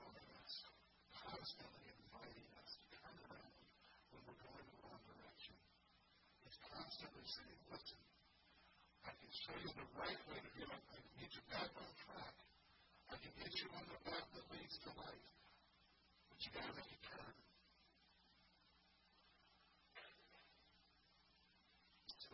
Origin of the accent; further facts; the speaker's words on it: Indiana, United States; now in Michigan, United States; I grew up in Indiana